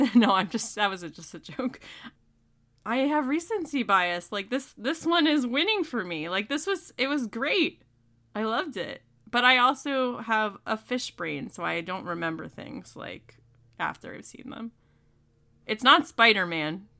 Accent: the North, United States; as a Yankee

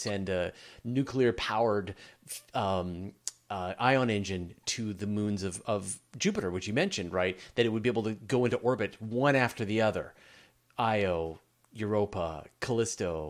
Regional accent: Canada; I'm Canadian

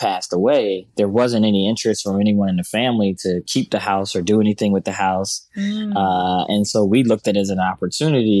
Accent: United States; also born or lived in Brazil; as an American and a Black American

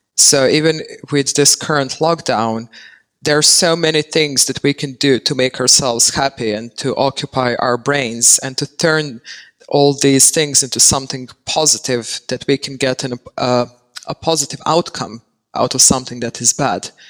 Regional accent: Serbia; moved away as an adult; now in Netherlands; I'm currently based in the Netherlands. I say currently because I never know where I'm going to end up and who knows what the future holds. But I was born and raised in Serbia and I moved here back in 2014

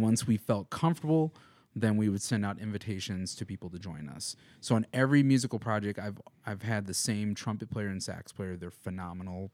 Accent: Madison, Wisconsin, United States; now in Missoula, United States; I'm from Madison, Wisconsin

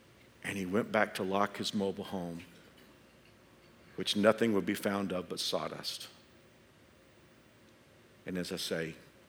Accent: Andover, Kansas, United States; hit our area, and especially my hometown of Andover.

